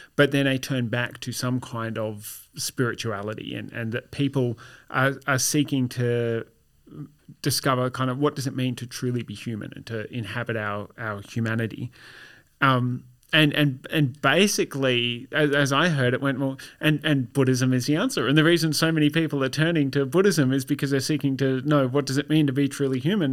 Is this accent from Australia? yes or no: yes; Australia; My, my experience of being Australian is pretty well indistinguishable from your average person of Anglo British origin, but all of my family, family roots are Germanic.